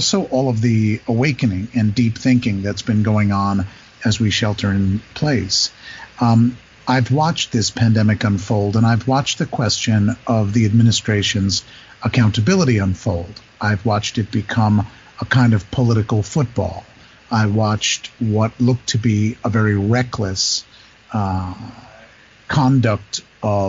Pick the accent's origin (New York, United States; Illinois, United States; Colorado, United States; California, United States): New York, United States; New York City; I'm a New Yorker